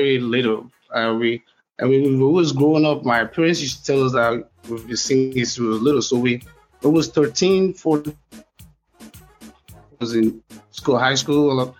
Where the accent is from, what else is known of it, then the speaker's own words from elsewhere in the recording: Lagos, Nigeria; now in United States; we're from Lagos, Nigeria.